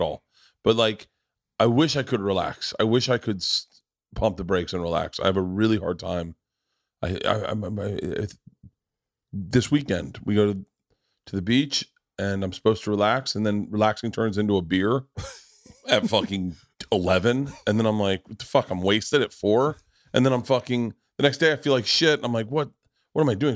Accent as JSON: {"language": "English", "region": "Florida", "country": "United States", "tie": "born or raised there", "also_born_or_lived": "Los Angeles", "moved": "yes", "said": "I grew up in Florida"}